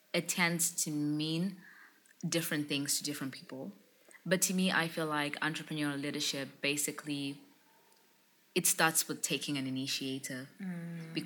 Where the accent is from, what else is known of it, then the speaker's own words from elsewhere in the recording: Bulawayo, Zimbabwe; I grew up in a small township in the second largest city of Zimbabwe in Bulawayo